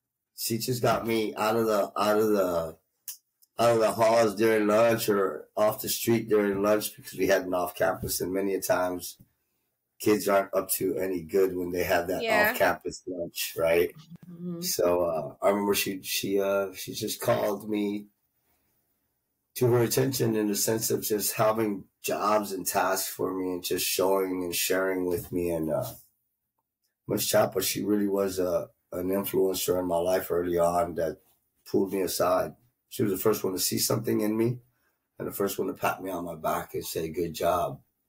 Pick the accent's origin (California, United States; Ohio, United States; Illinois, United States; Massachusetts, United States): Illinois, United States; Winfield; born there; My mom's water broke. I was born in Winfield, Illinois. But luckily, my mom, being a good, smart woman, never set me down. So I never set foot in Illinois.